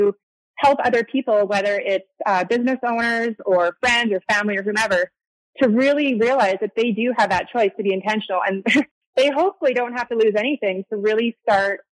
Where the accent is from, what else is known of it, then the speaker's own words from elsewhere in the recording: Canada; moved away as an adult; now in Arizona, United States; I'm Canadian, by the way, or I lived in Canada. So I moved to Arizona